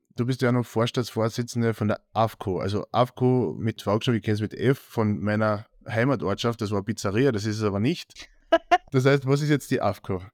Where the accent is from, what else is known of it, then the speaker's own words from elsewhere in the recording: Austria; bei uns in Österreich